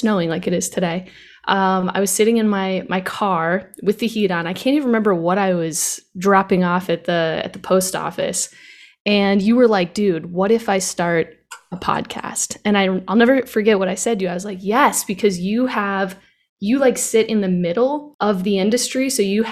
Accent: Tampa, Florida, United States; I was born in Tampa, Florida on February 9th, 1990.

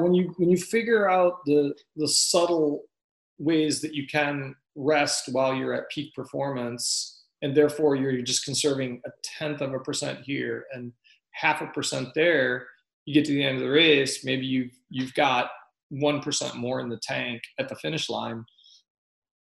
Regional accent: Fort Benning, Georgia, United States; born there; I was born in Fort Benning, Georgia, when he was serving the latter part of his service.

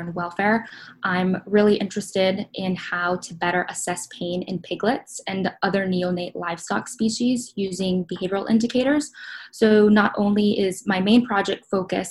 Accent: Miami, Florida, United States; moved away as an adult; now in Minnesota, United States; originally from Miami, Florida.

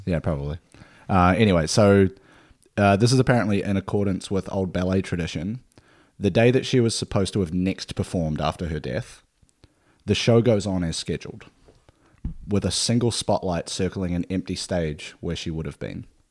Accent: Nelson, New Zealand; now in Australia; my hometown is, uh, Nelson

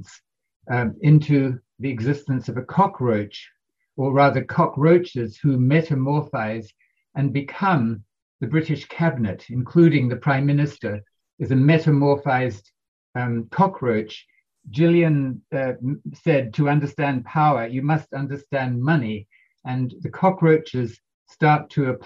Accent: New Zealand; I'm from New Zealand.

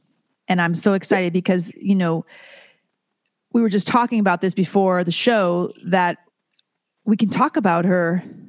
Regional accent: Philippines; we're from the Philippines, and our grandfather fought in the American Army in Korean War and World War II. And so growing up in a family of 11 was crazy.

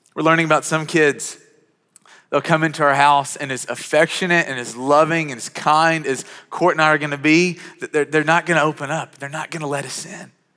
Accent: Western Kentucky, United States; I grew up in Western Kentucky. I grew up on a farm.

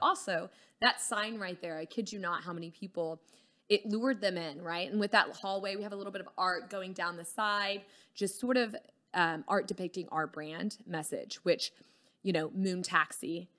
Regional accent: Dallas, Texas, United States; also born or lived in Houston / Colorado; just grew up around Dallas through college and stuff

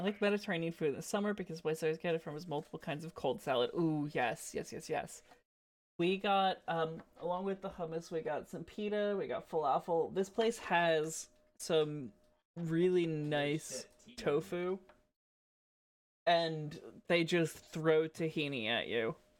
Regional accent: New Jersey, United States; now in Toronto, Canada; as much as I am currently residing in Toronto, I am from New Jersey

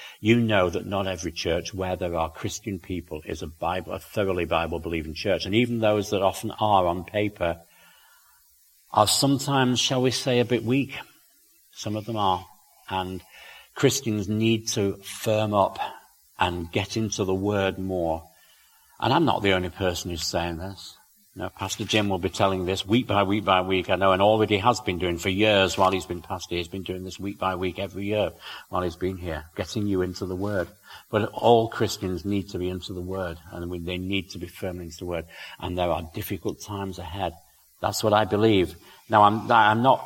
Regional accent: United Kingdom; also born or lived in South Wales; now in Northern Idaho, United States; I can see it in my home country

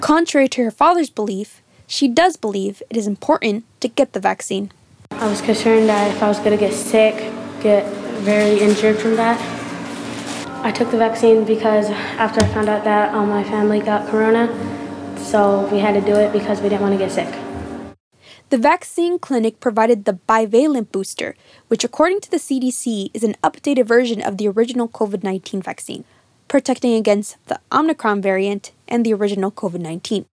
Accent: Duluth, Minnesota, United States; I'm from Duluth, Minnesota

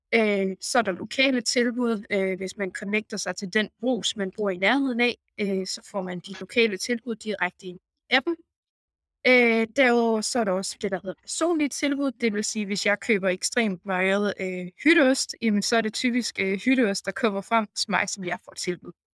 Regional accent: North Jutland, North Denmark Region, Denmark; moved away as an adult; also born or lived in Copenhagen, Denmark; now in Bucharest, Romania; Jeg er gedin nordjyd, der er øh, endt helt forvirret og forvildret her øh, i Bukarest i øh, Rumænien

